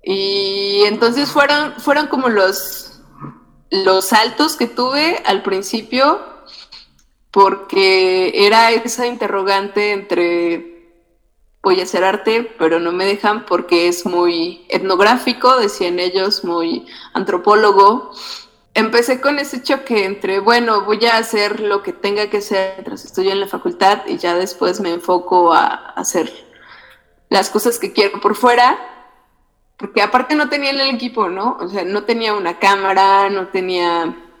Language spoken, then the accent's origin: Spanish; Otomí area, Mexico; soy otomí